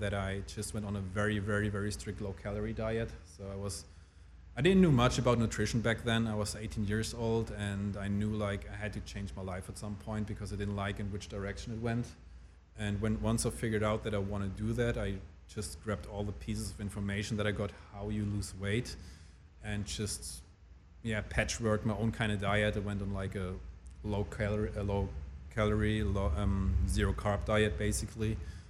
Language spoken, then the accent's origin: English; Germany; also born or lived in Switzerland; So this is why I preferred growing up in Germany more than Switzerland